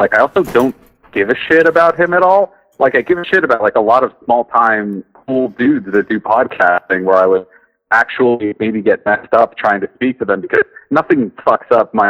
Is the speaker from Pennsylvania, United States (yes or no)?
yes; Pittsburgh, Pennsylvania, United States; I'm from the Pittsburgh area